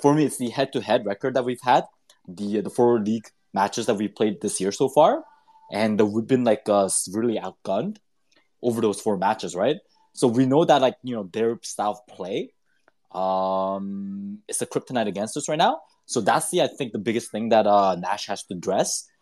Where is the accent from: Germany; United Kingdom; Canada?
Canada; Vancouver, British Columbia; also born or lived in Victoria, British Columbia; I'm from BC, I'm from Vancouver, I went to school in Victoria